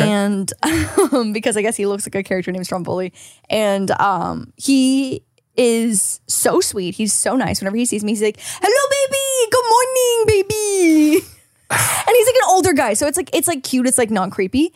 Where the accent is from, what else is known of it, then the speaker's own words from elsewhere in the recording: Canada; now in California, United States; as a Canadian